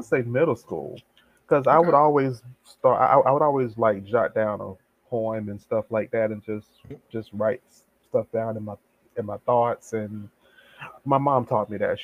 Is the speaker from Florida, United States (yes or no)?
yes; Tampa, Florida, United States; born and raised here in Tampa, Florida